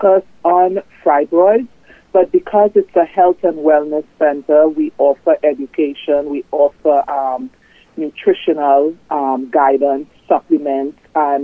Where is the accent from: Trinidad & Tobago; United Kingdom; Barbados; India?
Trinidad & Tobago; accent: strong accent; moved away; I am originally from Trinidad and Tobago